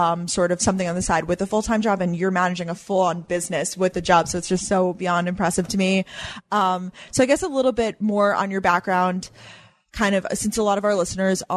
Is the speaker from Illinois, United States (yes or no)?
no; Long Island, New York, United States; also born or lived in Boston; now in New York City, United States; I'm from the tri-state area as well, like Long Island, and then now I live in the city.